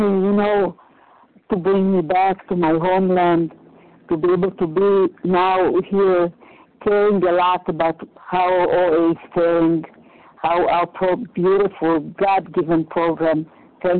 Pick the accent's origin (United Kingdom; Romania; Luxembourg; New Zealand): Romania; moved away; I was born in 1941 in Romania, in the height of the war.